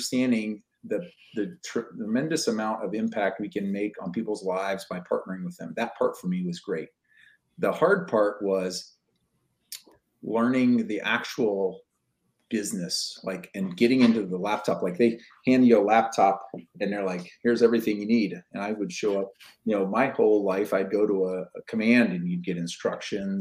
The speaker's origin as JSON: {"language": "English", "country": "United States", "also_born_or_lived": "Seattle area", "said": "as an American"}